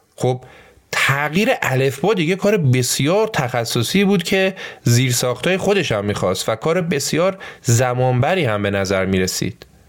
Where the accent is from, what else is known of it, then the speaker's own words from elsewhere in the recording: Iran; ما تو ایران